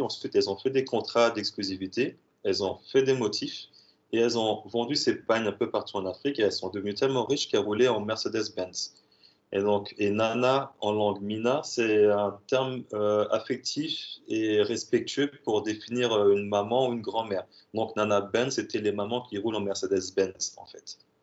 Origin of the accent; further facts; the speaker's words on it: Strasbourg, Grand Est, France; je suis de Strasbourg